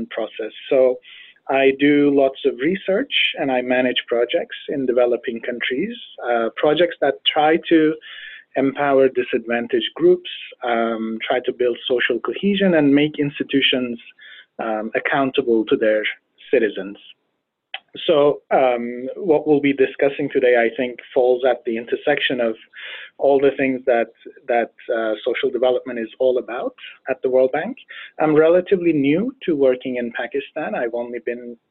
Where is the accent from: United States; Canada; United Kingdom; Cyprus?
Cyprus; Northern Cyprus; I'm originally from Northern Cyprus, which is a small unrecognized state in the Mediterranean region. And I grew up in an ethnically divided island